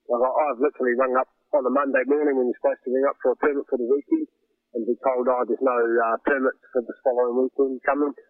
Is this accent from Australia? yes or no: no; Wairarapa, Wellington, New Zealand; I grew up and was born and raised in the Wairarapa